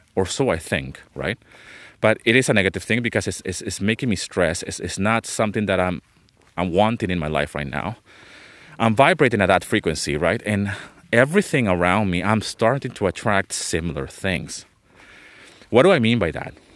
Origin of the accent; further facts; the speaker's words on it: Venezuela; moved away as an adult; also born or lived in London, England; I was born in London, England. Okay, but I grew up in Venezuela